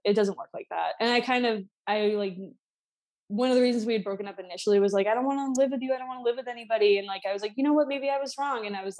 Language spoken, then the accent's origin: English; Boston, Massachusetts, United States; I ended up here. I was born and raised in Boston, Massachusetts.